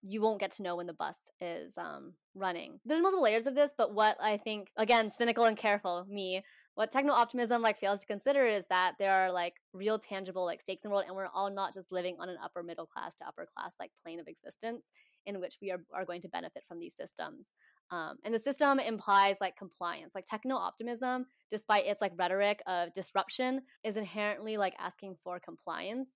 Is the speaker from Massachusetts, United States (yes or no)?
no; Washington, United States; now in Oakland, United States; I grew up in Washington State